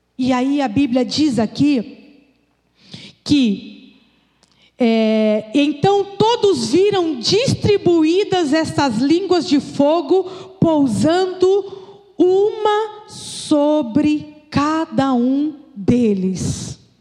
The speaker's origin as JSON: {"language": "Portuguese", "country": "Brazil", "said": "como brasileiro"}